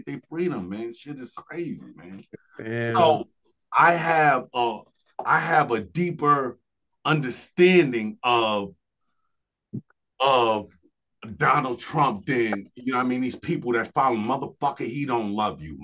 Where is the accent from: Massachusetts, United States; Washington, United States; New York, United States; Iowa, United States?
New York, United States; New York City; moved away as an adult; now in Buffalo, United States; I grew up in New York City